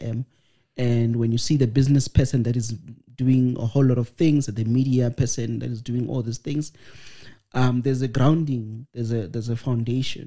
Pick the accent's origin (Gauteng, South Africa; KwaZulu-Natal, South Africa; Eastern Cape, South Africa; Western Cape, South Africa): Gauteng, South Africa; Pretoria; also born or lived in Ramatlala, Limpopo; I did my primary schooling from grade 4 all the way until I finished my matric, and I did also my varsity in Soshanguve. So I'm a social boy. So I'm from Pitori. So I speak the lingo